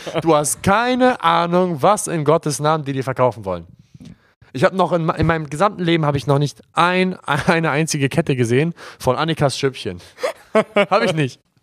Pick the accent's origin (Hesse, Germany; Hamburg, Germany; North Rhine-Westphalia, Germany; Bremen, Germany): Hamburg, Germany; also born or lived in Glinde / Reinbek; wir kommen ja aus Hamburg und da, wo wir wohnen, ist ja, ist ja 10 Kilometer außerhalb von Hamburg, Glinde Rheinbeck